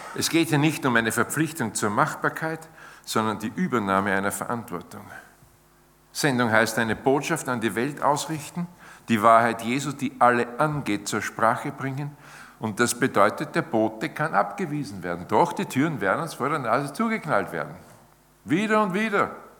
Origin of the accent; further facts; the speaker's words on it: Austria; bei uns in Zeit im Bild